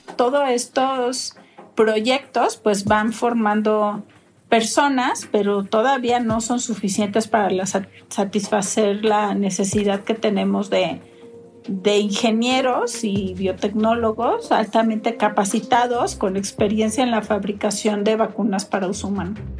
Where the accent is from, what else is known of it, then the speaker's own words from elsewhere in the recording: Mexico; en mi país